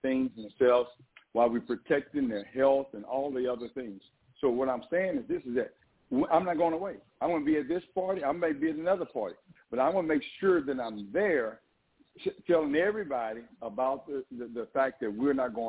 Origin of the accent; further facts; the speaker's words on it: Southeast Texas, United States; I am a Texan. I grew up in East Texas, Southeast Texas, got DNA all over Texas